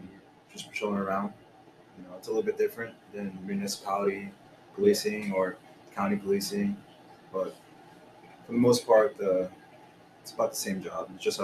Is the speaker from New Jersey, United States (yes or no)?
yes; New Jersey, United States; now in Florida, United States; where I grew up in New Jersey, there were some parts that weren't the best parts of town.